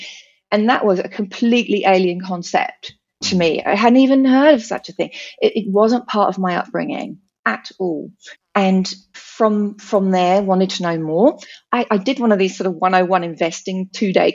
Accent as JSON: {"language": "English", "country": "United Kingdom", "tie": "born or raised there", "also_born_or_lived": "New Zealand", "moved": "as an adult", "lives_now": "Australia", "said": "So I'm born and bred British."}